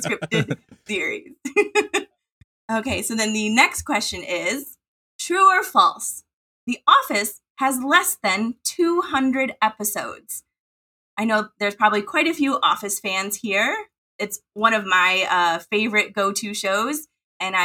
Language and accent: English; Midwest, United States; accent: Midwest; my Midwest accent